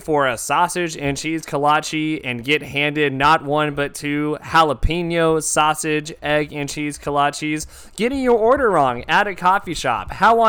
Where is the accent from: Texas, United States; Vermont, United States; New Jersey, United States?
Texas, United States; we're from Texas.